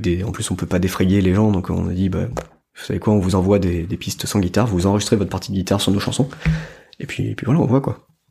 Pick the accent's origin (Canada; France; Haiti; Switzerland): France; quand on est français